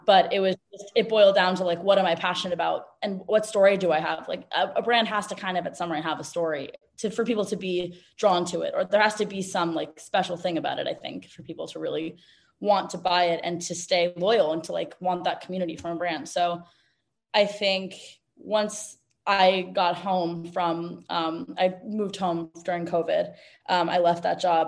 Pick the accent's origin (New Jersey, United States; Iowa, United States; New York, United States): New York, United States; New York City; moved away as an adult; now in Los Angeles, United States; I was born and raised in New York City on the Upper West Side and moved to LA after college